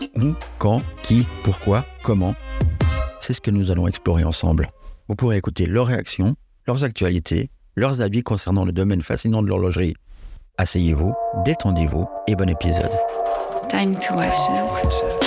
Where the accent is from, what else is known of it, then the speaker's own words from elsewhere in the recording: Switzerland; je viens de Suisse